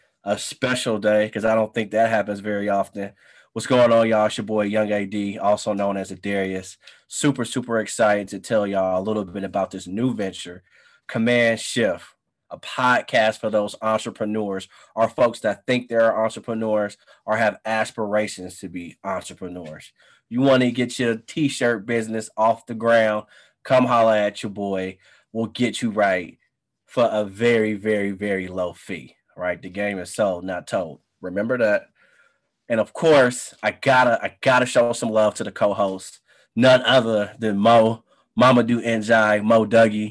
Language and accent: English; Oakland, California, United States; now in Chicago, United States; I'm from Oakland